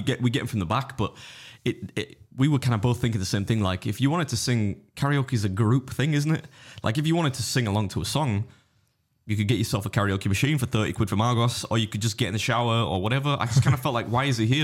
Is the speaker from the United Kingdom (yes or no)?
yes; England, United Kingdom; I'm English